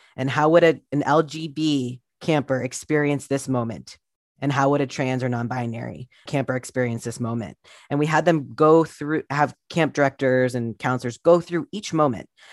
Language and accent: English; Columbus, Ohio, United States; I grew up in Columbus, Ohio in the eighties and nineties